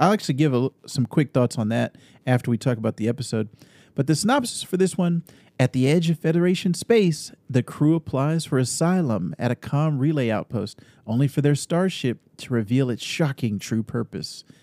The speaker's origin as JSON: {"language": "English", "town": "Austin", "region": "Texas", "country": "United States", "tie": "born there", "said": "And I was born in Austin, Texas. So when I was growing up, I also kind of I I, I didn't have any memories of living in Texas"}